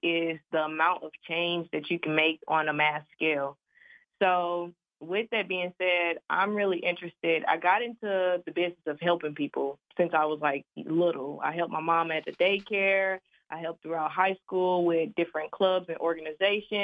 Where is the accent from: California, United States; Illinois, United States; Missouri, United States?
Missouri, United States; St. Louis; I am from St. Louis, Missouri